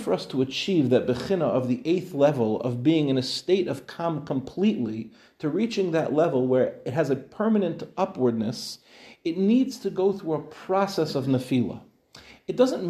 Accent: United States; now in Israel; as an American, I was living in America when we built our apartment

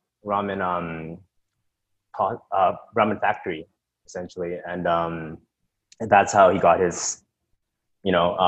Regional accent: Canada; I was born in Canada, but I'm Japanese

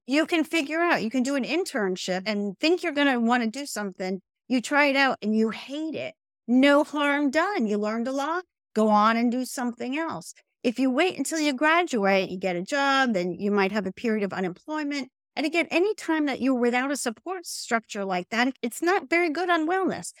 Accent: New Jersey, United States; moved away as an adult; also born or lived in Columbia, Missouri; born and raised in New Jersey.

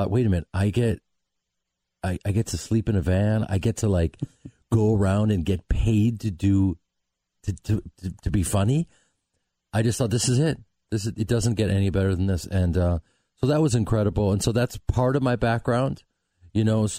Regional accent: Chicago, Illinois, United States; moved away; I'm from Chicago

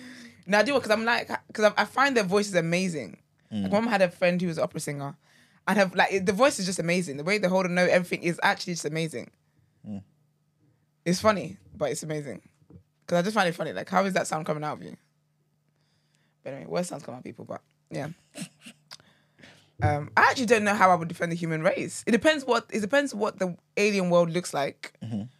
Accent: Nigeria; growing up in Nigeria

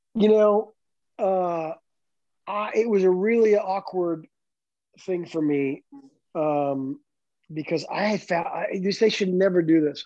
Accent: Canada; moved away as an adult; a canadian kid

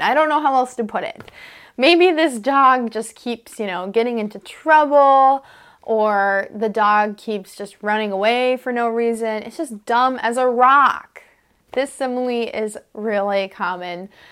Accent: United States; I'm an American English teacher

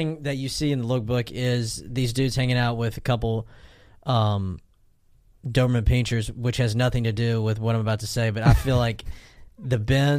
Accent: Southeast Texas, United States; I'm from Southeast Texas.

